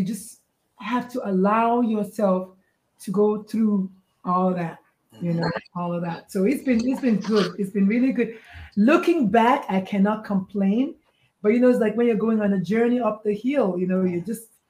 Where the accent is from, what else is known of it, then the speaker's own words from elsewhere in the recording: Nigeria; moved away; I was born, bred, slightly burned, and buttered in Nigeria.